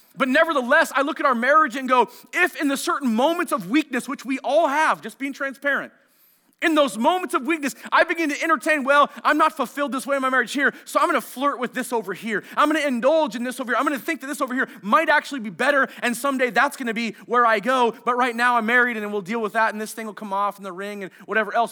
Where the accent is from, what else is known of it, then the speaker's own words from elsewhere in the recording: Marysville, United States; I grew up in Marysville